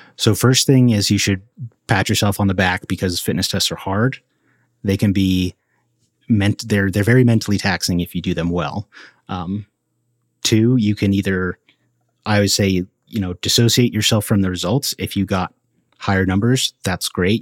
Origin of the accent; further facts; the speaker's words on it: Colorado Front Range, United States; growing up in Colorado on the Front Range